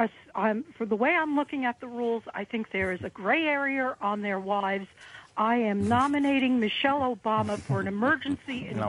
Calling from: Pennsylvania, United States; I'm calling from Pennsylvania.

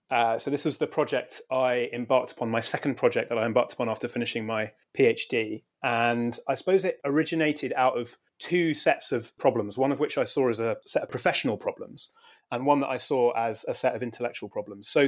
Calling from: United Kingdom; I'm speaking from Britain, where I was trained in American studies and where I teach American history.

